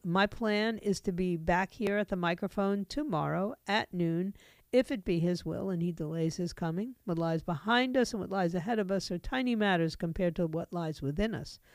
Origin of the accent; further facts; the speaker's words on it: New York City, New York, United States; moved away; I grew up in New York City